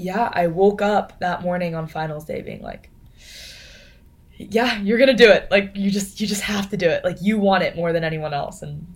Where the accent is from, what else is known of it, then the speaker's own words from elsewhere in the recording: Las Vegas, Nevada, United States; moved away as an adult; now in Austin, United States; I come home to Vegas for 2 weeks. In Vegas, my hometown